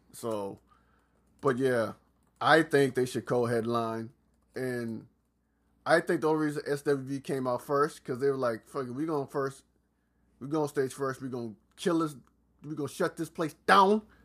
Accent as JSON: {"language": "English", "town": "Atlanta", "region": "Georgia", "country": "United States", "tie": "born or raised there", "also_born_or_lived": "South Carolina", "said": "I'm not from Atlanta, but pr-, practically spend majority of my childhood in Atlanta"}